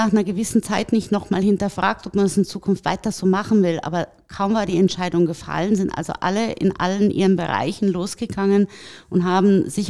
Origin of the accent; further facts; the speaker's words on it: Tegernsee, Bavaria, Germany; äh, na, ich bin in den Bergen groß geworden am Tegernsee.